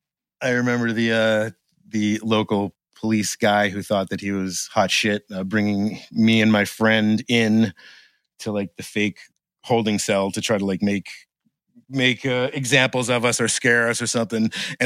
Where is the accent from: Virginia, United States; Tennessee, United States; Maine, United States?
Maine, United States; Gardiner; also born or lived in Boston; I grew up in Maine.